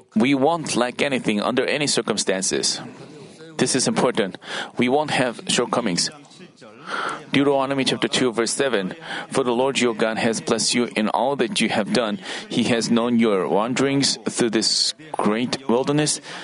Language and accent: English; Paju, Gyeonggi Province, South Korea; English is a second language; moved away; also born or lived in Seoul; Paju is my hometown